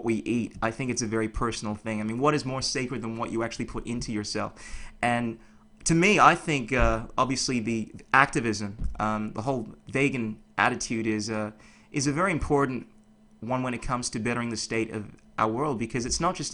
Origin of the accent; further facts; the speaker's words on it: Melbourne, Victoria, Australia; born or raised there; also born or lived in Ghana